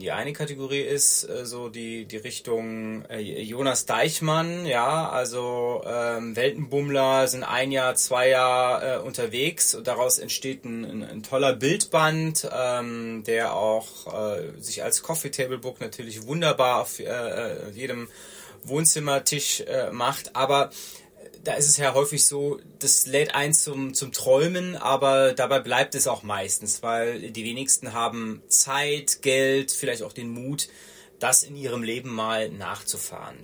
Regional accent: Rhineland, Germany; accent: Rhenish; now in Munich, Germany; bin gebürtiger Rheinländer. Man hört das teilweise auch noch an meiner Stimme

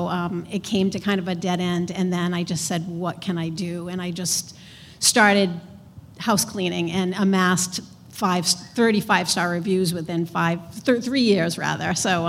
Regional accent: Providence, Rhode Island, United States; I'm from Providence.

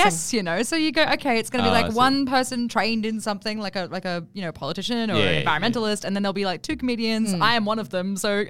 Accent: Bathurst, New South Wales, Australia; accent: bogan; moved away; I'm actually from, not from New Zealand, but just from Bathurst.

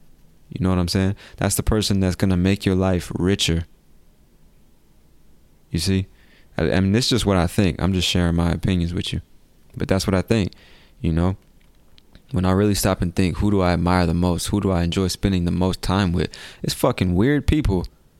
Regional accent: United States; accent: Californian; I'm from America and I've lived in different places, but I would say my accent is more like people from California.

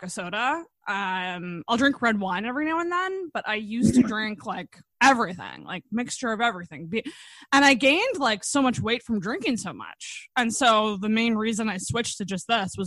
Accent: Antigonish, Nova Scotia, Canada; I'm like from the Maritimes. I grew up in Anaconish, so like I'm a Maritimer

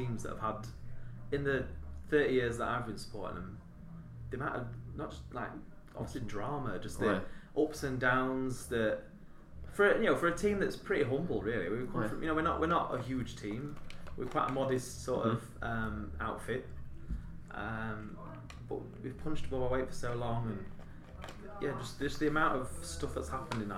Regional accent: Doncaster, Yorkshire and the Humber, United Kingdom; I grew up in Doncaster

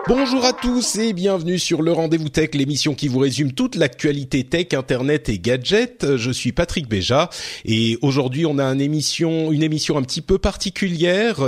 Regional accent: France; chez nous en France

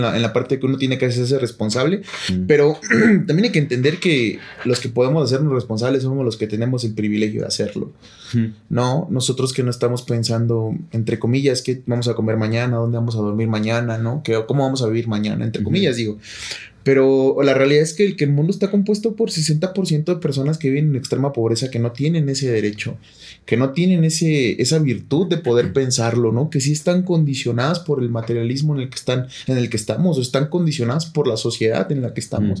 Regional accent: Mexico; lo que somos como mexicanos

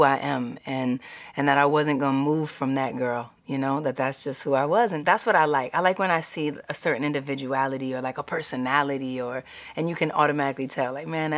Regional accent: New York City, New York, United States; growing up in Harlem, growing up in Hell's Kitchen

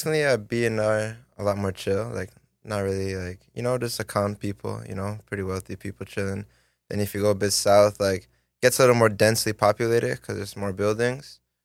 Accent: Vaughan, Ontario, Canada; also born or lived in Toronto; that's the kind of Vaughn, Thornhill area. And then, so I lived there to, like, fourteen

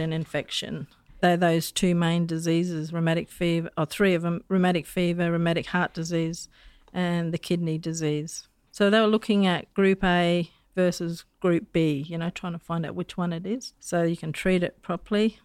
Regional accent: Darwin, Northern Territory, Australia; also born or lived in Daly River; I was born in Darwin, but my cultural background is a bit of a bitsa.

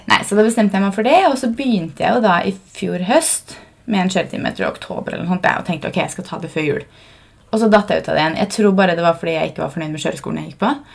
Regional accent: Fredrikstad, Østfold, Norway; moved away; jeg er jo fra Fredrikstad

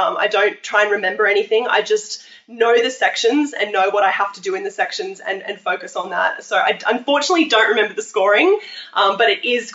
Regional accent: Australia; I come from Australia

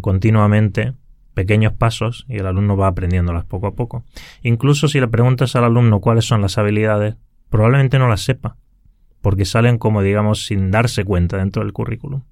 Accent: Granada, Andalusia, Spain; moved away as an adult; now in Helsinki, Finland; yo originariamente soy de España, del sur de España, de Granada, y bueno, allí pasé toda mi infancia.

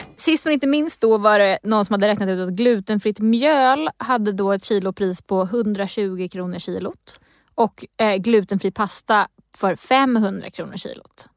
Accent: Stockholm County, Sweden; jag är från Region Stockholm, om det inte hörs på min dialekt.

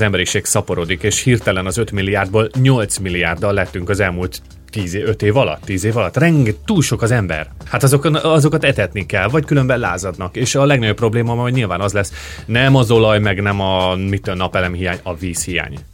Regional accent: Great Hungarian Plain, Hungary; now in Australia; alföldi srác vagyok

